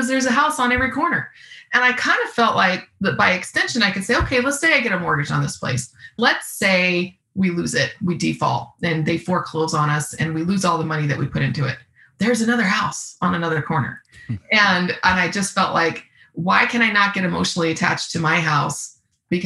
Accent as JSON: {"language": "English", "town": "Seattle", "region": "Washington", "country": "United States", "tie": "born or raised there", "also_born_or_lived": "Austin, Texas / Salt Lake City, Utah", "moved": "yes", "said": "So I grew up in Seattle, Washington"}